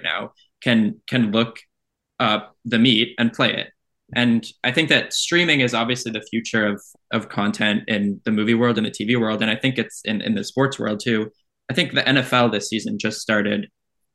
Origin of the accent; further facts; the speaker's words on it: Canada; I am from Canada